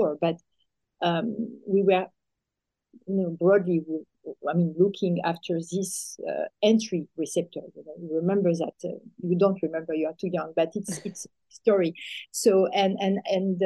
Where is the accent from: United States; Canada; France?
France; accent: French; English is a second language; I'm French, as you can hear with my accent, French accent.